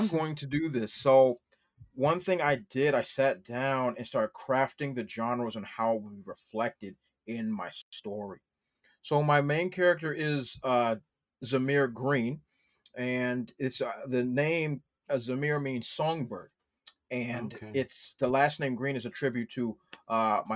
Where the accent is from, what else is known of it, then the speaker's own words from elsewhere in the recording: Washington, District of Columbia, United States; I grew up in Washington, D.C.